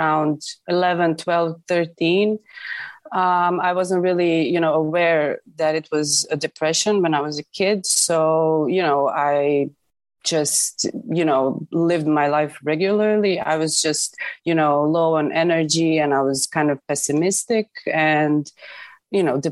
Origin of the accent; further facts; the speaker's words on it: Zadar, Zadar County, Croatia; also born or lived in Zagreb, Croatia; I'm from Zadar, Croatia.